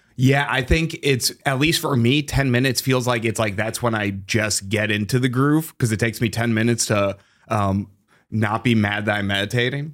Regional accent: Massachusetts, United States; now in Chicago, United States; I'm from Massachusetts

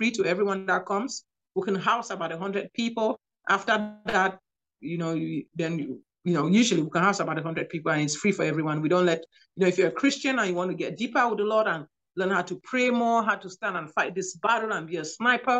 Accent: Cameroon; moved away as an adult; also born or lived in Nigeria / New York / Louisiana; now in United States; I'm from Cameroon, West Africa

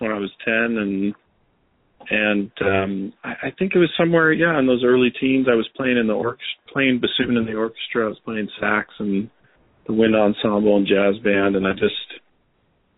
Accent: Los Angeles, California, United States; also born or lived in Vancouver, Canada; I think I wasn't even 1 year old when they brought me down to L.A.

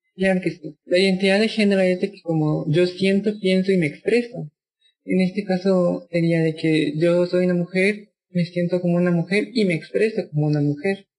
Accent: San Juan Comalapa, Chimaltenango, Guatemala; Yo soy de Guatemala, fui criada por mujeres indígenas

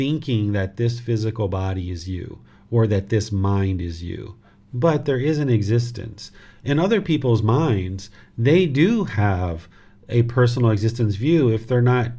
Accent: United States; This physical body was born in America

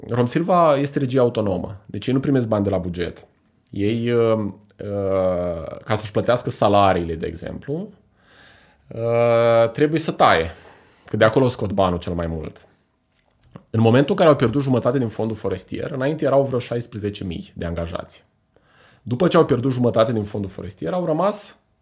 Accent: Iași, Iași County, Romania; suntem noi legați sufletește, ca moldoveni, ca ieșeni

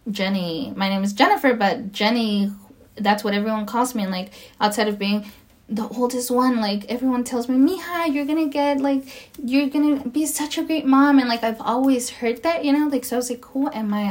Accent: Mexico; now in United States; I am Latina. I am Spanish uh, speaking. You know, like I I come from Mexico and I'm an immigrant and you know, I I'm American as well.

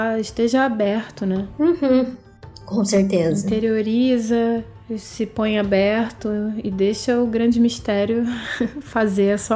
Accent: Brazil; a minha relação como brasileira com o meu país, com a minha cultura

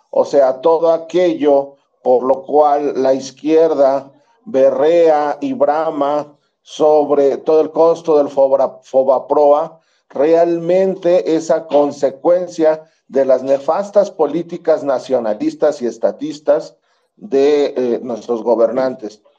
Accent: Mexico; nosotros los mexicanos

